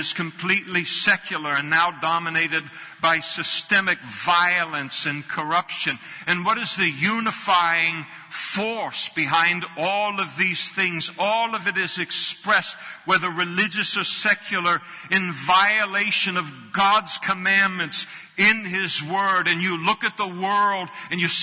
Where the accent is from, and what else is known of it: United States